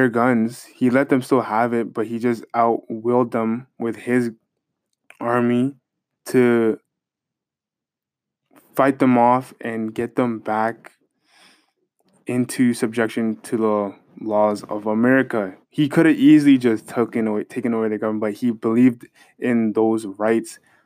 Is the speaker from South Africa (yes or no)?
no; Canada; as a Canadian